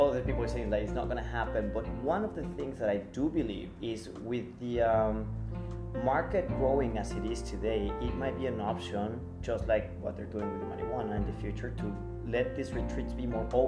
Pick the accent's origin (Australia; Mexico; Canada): Mexico; English is a second language; I'm from Mexico.